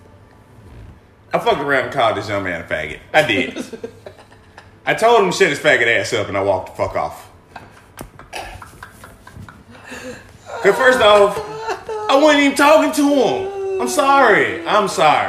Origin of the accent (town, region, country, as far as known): Alabama, United States; moved away